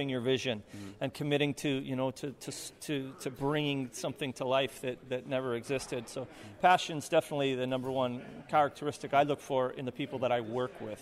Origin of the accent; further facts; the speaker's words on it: Hawaii, United States; moved away as an adult; also born or lived in Northern California; I'm from Hawaii, but I lived in Northern California for many years.